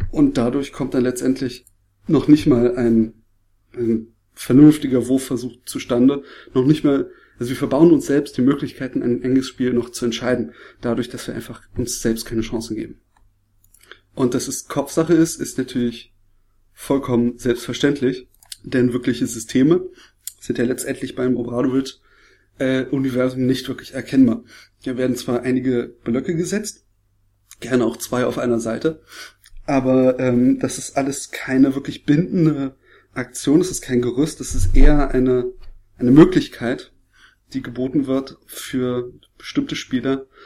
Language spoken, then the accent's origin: German; Berlin, Germany; weil ich als Berliner das nicht gewohnt bin